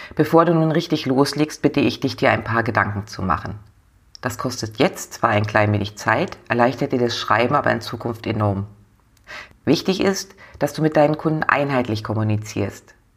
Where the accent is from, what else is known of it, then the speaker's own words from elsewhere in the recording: the North, Northern Germany, Germany; bei uns im Norden